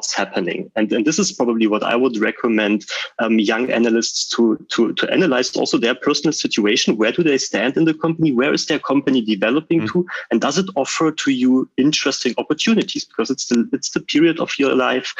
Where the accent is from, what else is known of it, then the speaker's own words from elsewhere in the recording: Berlin, Germany; also born or lived in Switzerland; I'm leaving Berlin, which is like my hometown